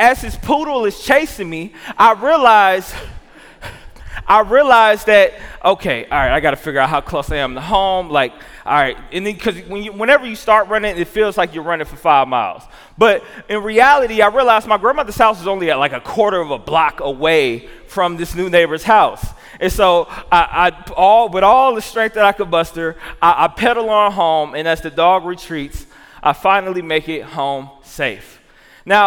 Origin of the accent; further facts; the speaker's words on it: Jackson, Tennessee, United States; now in Milwaukee, United States; I grew up in Jackson, Tennessee